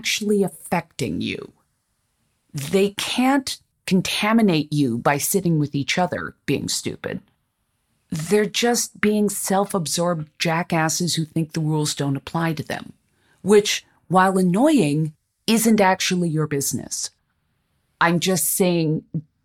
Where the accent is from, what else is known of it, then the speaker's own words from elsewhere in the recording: Los Angeles, California, United States; I'm from Los Angeles